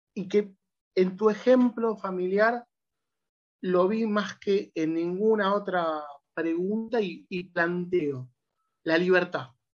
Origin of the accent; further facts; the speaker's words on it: Argentina; nosotros como argentinos